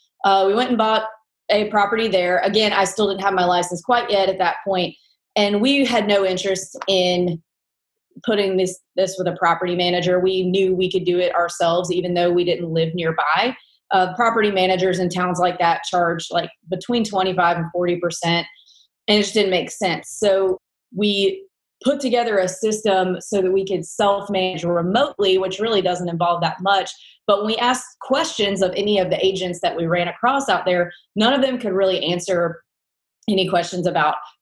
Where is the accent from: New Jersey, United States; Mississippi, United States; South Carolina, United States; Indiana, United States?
Mississippi, United States; accent: southern twang; also born or lived in New York City; now in Nashville, United States; I'm from Mississippi